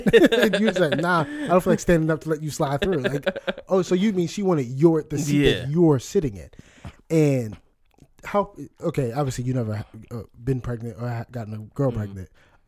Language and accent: English; New York, United States; I grew up in New York.